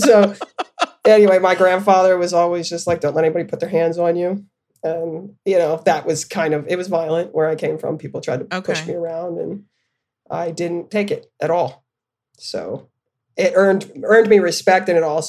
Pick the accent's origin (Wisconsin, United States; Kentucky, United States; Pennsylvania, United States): Pennsylvania, United States; Camp Hill; also born or lived in Florence, Arizona; My mother, I came from white suburbs, Catholic family, Camp Hill. It's a very affluent area where my family is actually from.